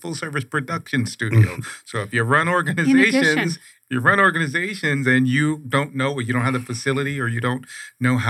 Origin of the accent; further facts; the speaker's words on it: Oakland, California, United States; I'm originally from Oakland and worked in Daly City